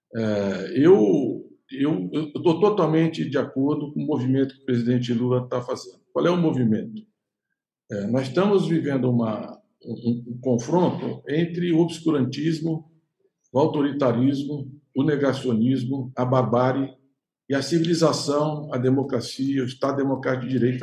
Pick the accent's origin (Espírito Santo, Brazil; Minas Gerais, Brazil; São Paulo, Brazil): São Paulo, Brazil; Santos; nós dois nascemos em Santos